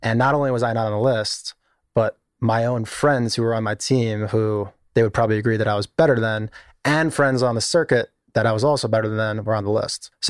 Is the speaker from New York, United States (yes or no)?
yes; East Meadow, New York, United States; I grew up in Long Island in a place called East Meadow, middle class Long Island.